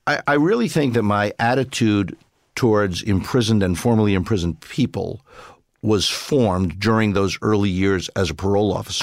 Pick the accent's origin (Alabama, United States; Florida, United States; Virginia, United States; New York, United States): New York, United States; New York City; I grew up in Brooklyn